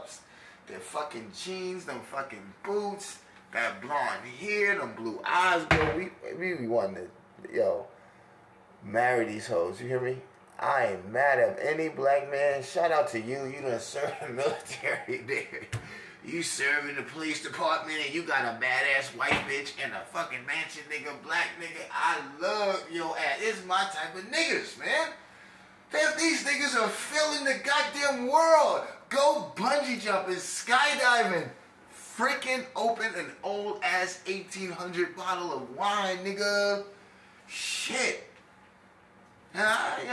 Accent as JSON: {"language": "English", "region": "New York", "country": "United States", "tie": "born or raised there", "moved": "yes", "lives_now": "Texas, United States", "said": "I talk like this because I'm from New York, but I've been raised significantly in Texas, a place I would die for"}